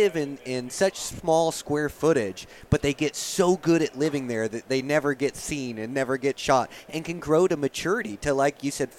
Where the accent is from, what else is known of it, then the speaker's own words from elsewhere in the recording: Pacific Northwest, United States; now in Montana, United States; I grew up in the Pacific Northwest